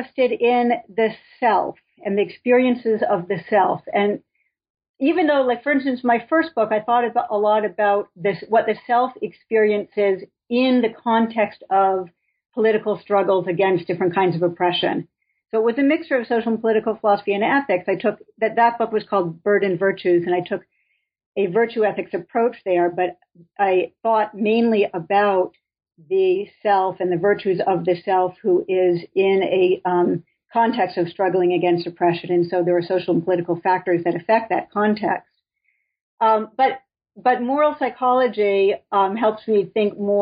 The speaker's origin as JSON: {"language": "English", "town": "Boston", "region": "Massachusetts", "country": "United States", "also_born_or_lived": "Minnesota", "moved": "as an adult", "lives_now": "Binghamton, United States", "said": "I'm from the Boston area"}